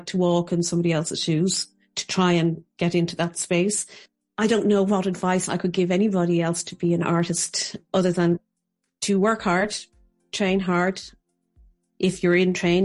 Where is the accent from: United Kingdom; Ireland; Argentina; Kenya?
Ireland; Dublin, Leinster; now in Kilkenny, Ireland; I'm originally from Ballymun in Dublin, on the north side of Dublin, and I now live in the heart of Kilkenny City